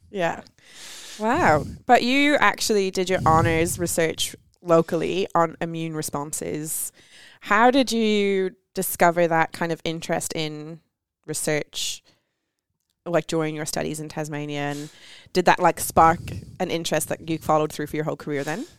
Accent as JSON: {"language": "English", "country": "Ireland", "said": "I'm Irish"}